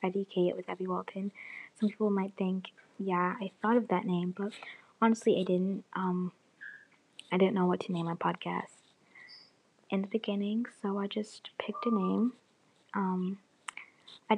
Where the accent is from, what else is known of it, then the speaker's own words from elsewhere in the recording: Canada; also born or lived in Jamaica; I was born in Jamaica, and then 3 years of age came, and I went to Canada